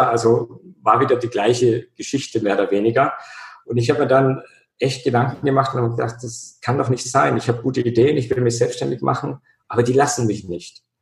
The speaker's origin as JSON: {"language": "German", "region": "Bavaria", "country": "Germany", "tie": "born or raised there", "said": "In meiner Kindheit war immer Schnee bei uns in Bayern"}